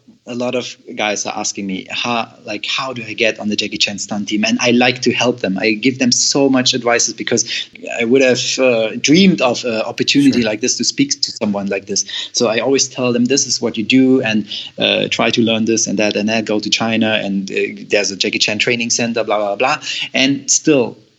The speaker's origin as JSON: {"language": "English", "country": "Germany", "moved": "as an adult", "said": "I'm from Germany"}